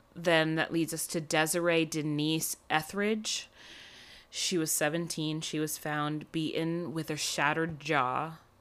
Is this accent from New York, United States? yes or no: yes; New York, United States; born or raised there